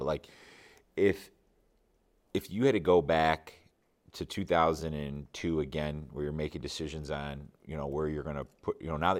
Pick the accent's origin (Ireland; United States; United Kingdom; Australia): United States; Ann Arbor, Michigan; Like, the amount of people where Michigan, I was born there, you know, or whatever. I'm from Ann Arbor.